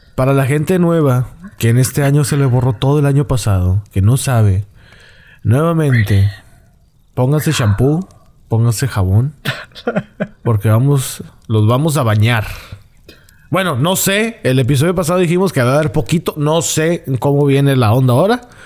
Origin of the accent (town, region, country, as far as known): Monterrey, Nuevo León, Mexico